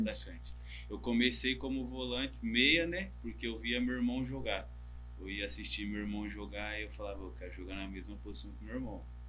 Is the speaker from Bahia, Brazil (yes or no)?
no; Taboão da Serra, São Paulo, Brazil; moved away as an adult; also born or lived in Vietnam; now in Malaysia; eu sou daqui do Taboão da Serra, que tá próximo